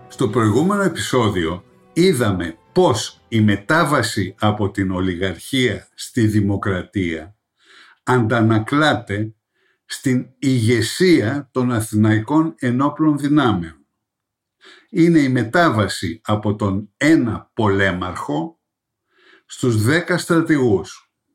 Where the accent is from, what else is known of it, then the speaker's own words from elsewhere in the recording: Greece; ως Έλληνες